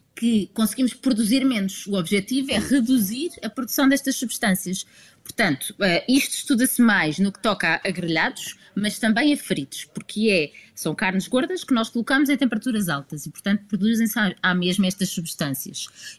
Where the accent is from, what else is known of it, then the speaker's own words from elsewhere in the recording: Lisbon, Portugal; eu sou alfacinha